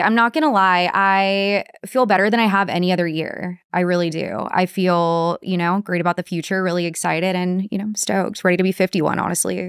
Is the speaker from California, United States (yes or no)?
no; Corpus Christi, Texas, United States; I am from Corpus